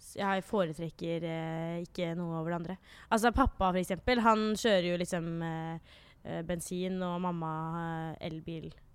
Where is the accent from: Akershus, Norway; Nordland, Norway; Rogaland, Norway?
Akershus, Norway; Jessheim; moved away as an adult; now in Oslo, Norway; jeg er fra Jessheim